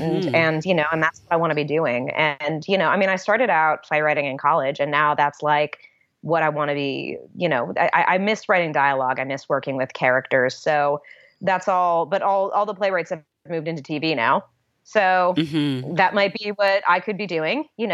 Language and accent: English; Los Angeles, California, United States; accent: Valley girl; But, I slip back into my Valley girl. I am a veritable Valley girl. I was born and raised in the Valley. When I was young, I felt like I really didn't belong in LA in any way, shape or form.